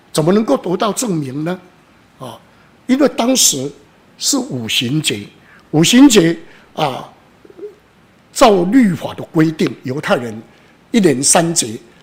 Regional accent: Taiwan; 好比我们台湾人最喜欢拜的妈祖、关公，或是玄天上帝

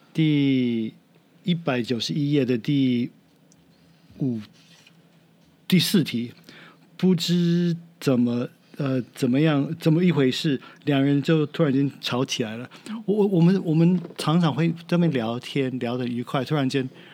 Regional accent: United States; Chinese is a second language; now in Taiwan; 我是美国人没有错，我的文化是美国

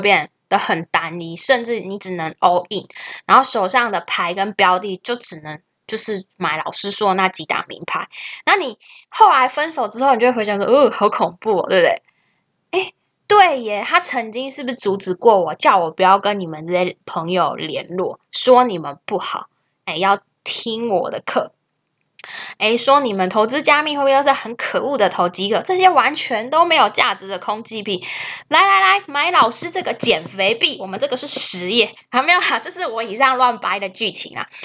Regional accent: Taiwan; 我们台湾人

